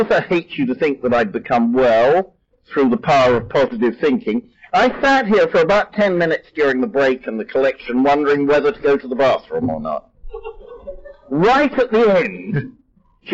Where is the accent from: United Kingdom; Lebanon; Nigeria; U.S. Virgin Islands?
United Kingdom; England; now in United States; I'm English by birth